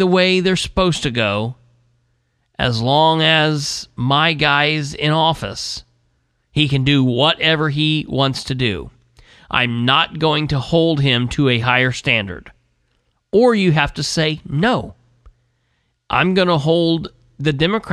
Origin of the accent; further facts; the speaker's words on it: United States; As an American